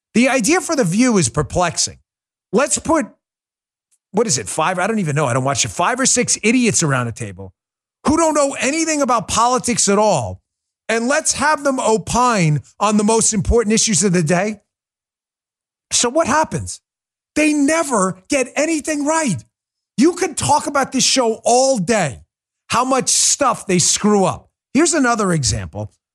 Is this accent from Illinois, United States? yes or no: no; New York, United States; I'm from New York